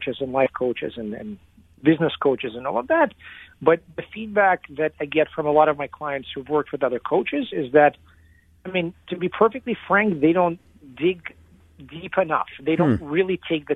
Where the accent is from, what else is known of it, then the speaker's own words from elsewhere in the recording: Lexington, Kentucky, United States; also born or lived in Moscow, Russia; I was a Russian kid growing up in Kentucky, of all places